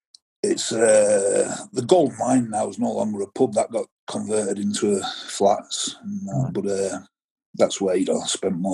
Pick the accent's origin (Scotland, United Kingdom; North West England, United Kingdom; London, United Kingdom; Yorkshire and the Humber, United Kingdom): Yorkshire and the Humber, United Kingdom; Halifax; born or raised there; also born or lived in Oldham